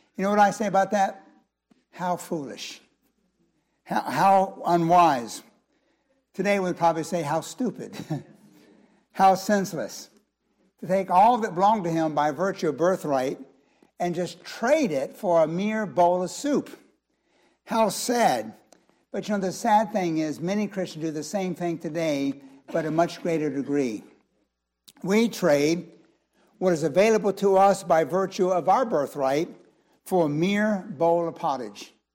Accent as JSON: {"language": "English", "country": "United States", "said": "our country"}